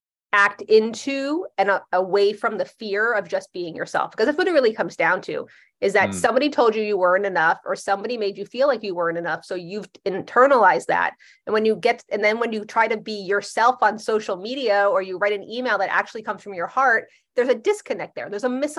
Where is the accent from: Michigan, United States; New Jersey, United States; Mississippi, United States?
New Jersey, United States; I'm from Jersey. We're not shiny.